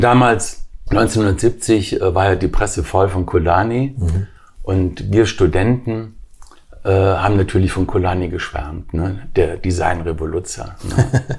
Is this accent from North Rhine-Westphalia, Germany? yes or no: yes; Wuppertal, North Rhine-Westphalia, Germany; also born or lived in Weimar / Berlin; Ich bin in Weimar geboren. Meine Mutter ist aus Weimar, mein Vater ist aus Triest. Daher vielleicht auch das Talent, die Italiener, mhm. wie man weiß. Und äh, mit vier Jahren nach Berlin, mit acht Jahren nach Wuppertal